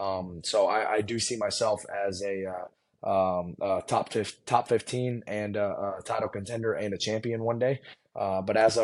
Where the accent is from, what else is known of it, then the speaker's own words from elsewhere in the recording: United States; I'm just American. That's what born and raised, my family's been here for a while